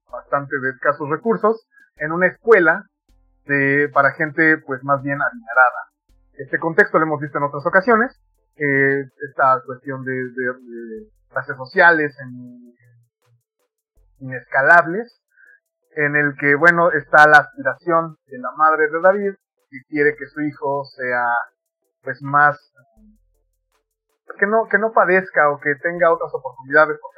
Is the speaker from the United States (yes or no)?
no; Mexico; este bagaje cultural que tenemos como mexicanos muy pegados a Estados Unidos